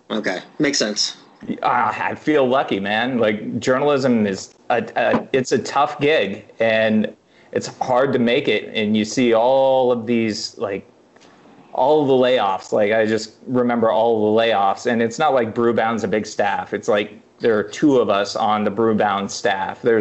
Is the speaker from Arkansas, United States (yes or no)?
no; Madrid, Iowa, United States; moved away; also born or lived in Kansas City; I grew up in Madrid, Iowa, which is this tiny town